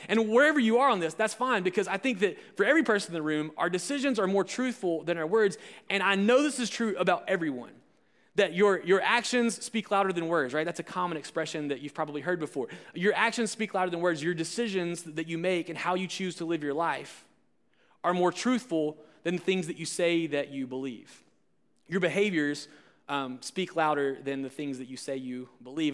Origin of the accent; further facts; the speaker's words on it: Alabama, United States; I'm from Alabama